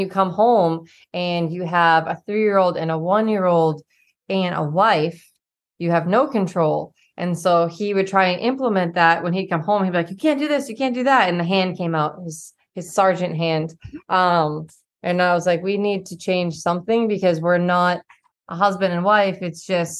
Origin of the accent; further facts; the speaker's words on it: Boston, Massachusetts, United States; now in Texas, United States; I'm from Boston.